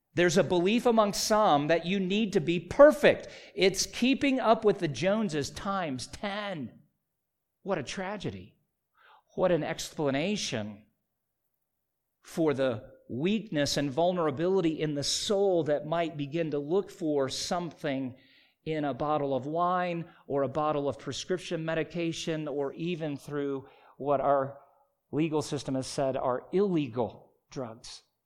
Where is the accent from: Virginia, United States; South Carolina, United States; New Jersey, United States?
South Carolina, United States; When I was a child growing up in South Carolina